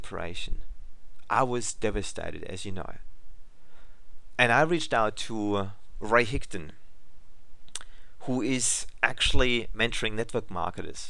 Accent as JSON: {"language": "English", "country": "Germany", "second_language": "English", "moved": "yes", "lives_now": "Australia", "said": "English is my second language, as I'm originally from Germany"}